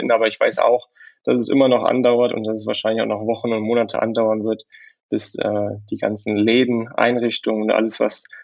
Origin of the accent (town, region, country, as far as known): Leichlingen, North Rhine-Westphalia, Germany; born or raised there; now in Dresden, Germany